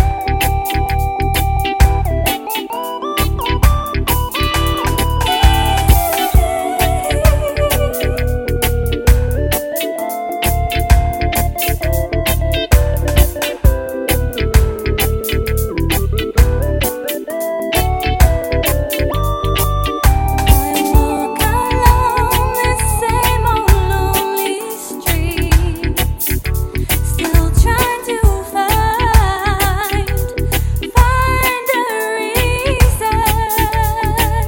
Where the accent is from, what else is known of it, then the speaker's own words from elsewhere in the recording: Leicester, East Midlands, United Kingdom; live in Leicester, that's my hometown